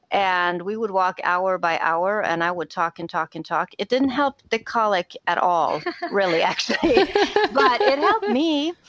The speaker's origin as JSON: {"language": "English", "country": "Sweden", "second_language": "English", "moved": "yes", "said": "I'm originally from Sweden, so we read a lot of Swedish picture books when you were little."}